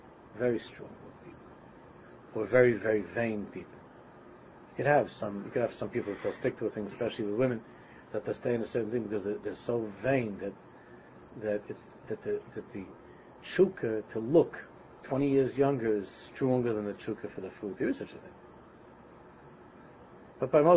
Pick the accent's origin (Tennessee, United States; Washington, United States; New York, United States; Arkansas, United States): New York, United States; New York City; my old neighborhood that I grew up in Queens